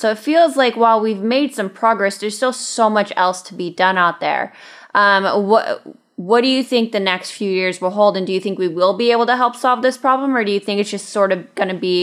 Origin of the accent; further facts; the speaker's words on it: Michigan, United States; I'm from Michigan, not Detroit, but the other side of the state